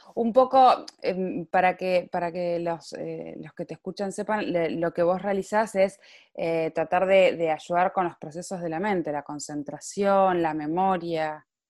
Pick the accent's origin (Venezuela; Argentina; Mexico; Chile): Argentina; Neuquén; now in Marbella, Spain; soy periodista, neuquina, mujer e inmigrante, actualmente grabando desde Marbella